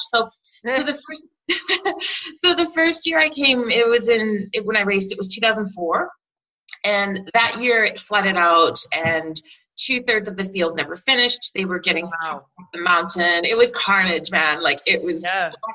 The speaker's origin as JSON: {"language": "English", "country": "Canada", "tie": "born or raised there", "moved": "as an adult", "lives_now": "New Zealand", "said": "I've been making them since I was a little kid growing up in Canada"}